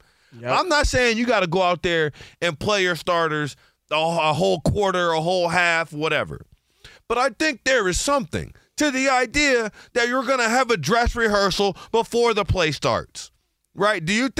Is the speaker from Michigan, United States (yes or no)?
yes; Detroit, Michigan, United States; Of course, Chris, I'm from Detroit.